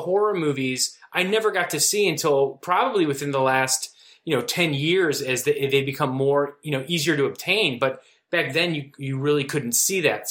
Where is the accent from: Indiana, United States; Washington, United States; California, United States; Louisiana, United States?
Indiana, United States; Valparaiso; moved away as an adult; also born or lived in New York; I grew up in Valparaiso, Indiana, which is a is a college town